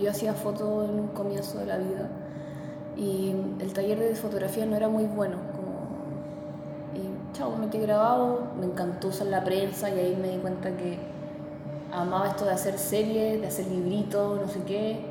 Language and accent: Spanish; Santiago, Santiago Metropolitan Region, Chile; nací en Santiago, en Ñuñoa.